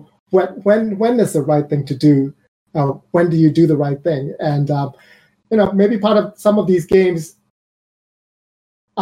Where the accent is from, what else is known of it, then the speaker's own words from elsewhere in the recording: Myanmar; I'm from Burma, and I grew up in a time where there was a lot of civil unrest.